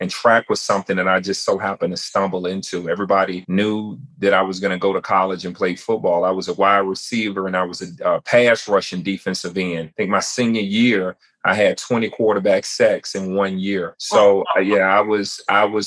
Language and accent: English; Chattanooga, Tennessee, United States; I was born and raised in Chattanooga, Tennessee